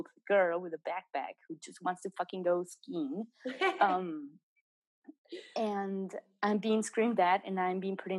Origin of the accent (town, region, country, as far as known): Mexico; also born or lived in England